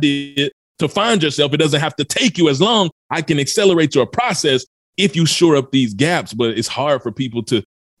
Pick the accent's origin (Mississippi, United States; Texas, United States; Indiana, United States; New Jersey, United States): Mississippi, United States; also born or lived in Memphis, Tennessee; I was born in Memphis, Tennessee, product of the South, raised in Mississippi